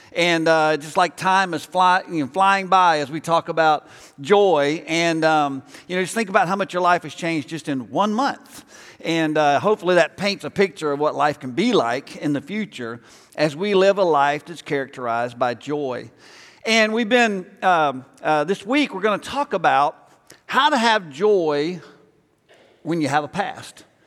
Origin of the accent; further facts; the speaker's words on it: Alabama, United States; moved away; I grew up in Alabama